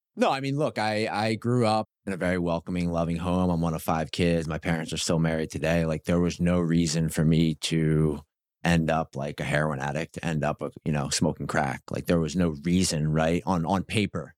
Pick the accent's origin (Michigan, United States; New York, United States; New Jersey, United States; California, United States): New Jersey, United States; I grew up in South Jersey